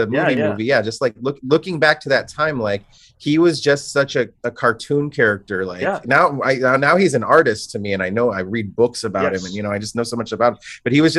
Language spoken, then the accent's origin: English; Los Angeles, California, United States; In LA.